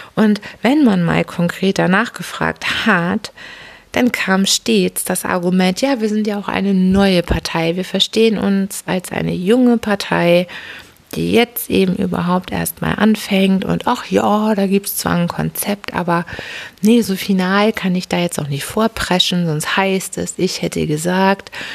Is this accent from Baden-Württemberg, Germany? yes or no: no; Hamburg, Germany; ich bin ja eine Hamburgerin